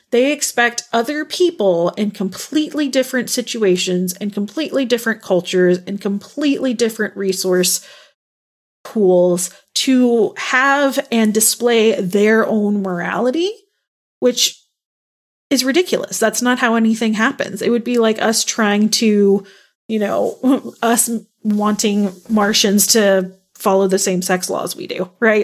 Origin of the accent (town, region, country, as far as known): Texas, United States; born or raised there